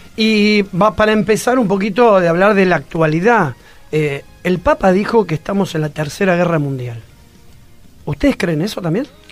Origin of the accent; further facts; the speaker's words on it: Argentina; así somos los argentinos